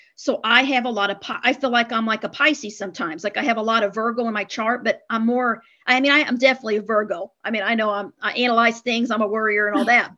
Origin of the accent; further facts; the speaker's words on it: Midwest, United States; I was raised in the Midwest, the Bible Belt